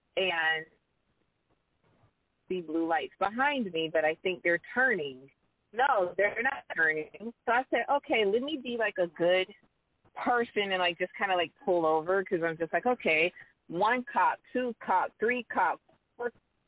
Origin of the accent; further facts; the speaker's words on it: the South, United States; Now, I'm from the South.